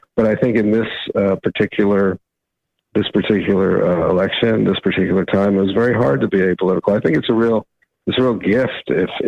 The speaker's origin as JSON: {"language": "English", "region": "New York", "country": "United States", "said": "I'm from New York"}